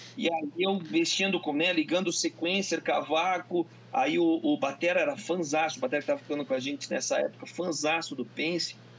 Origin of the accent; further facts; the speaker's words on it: Curitiba, Paraná, Brazil; sou de Curitiba, que a cidade sempre foi rock